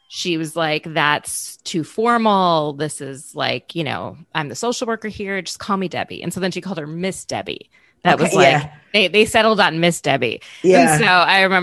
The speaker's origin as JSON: {"language": "English", "region": "Minnesota", "country": "United States", "tie": "born or raised there", "also_born_or_lived": "Bangladesh", "moved": "yes", "said": "I grew up in Minnesota"}